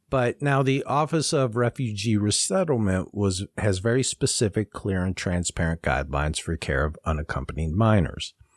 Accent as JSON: {"language": "English", "region": "Ohio", "country": "United States", "said": "I'm from Ohio and Kentucky's just south of us"}